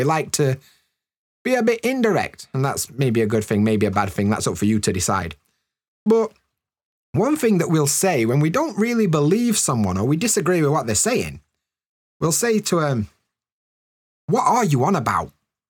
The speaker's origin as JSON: {"language": "English", "country": "United Kingdom", "said": "in the north of the UK, we call it a brew."}